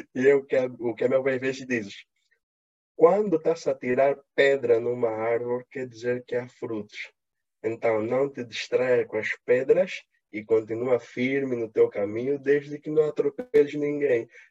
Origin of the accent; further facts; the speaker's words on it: Angola; eu, como sou angolano